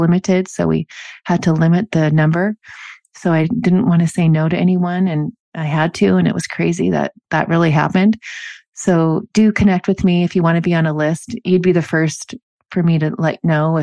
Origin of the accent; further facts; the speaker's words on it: Normandy Park, Washington, United States; I grew up in Normandy Park